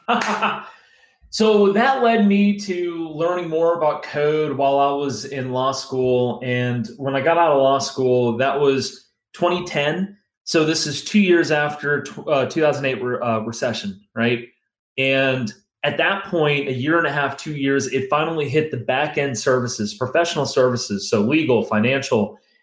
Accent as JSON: {"language": "English", "region": "Northern Virginia", "country": "United States", "tie": "born or raised there", "also_born_or_lived": "Pittsburgh", "said": "I grew up in Northern Virginia"}